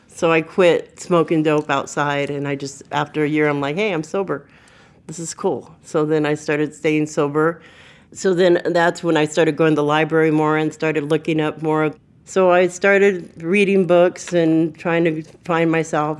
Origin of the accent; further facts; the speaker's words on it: Burbank, California, United States; I was raised in Burbank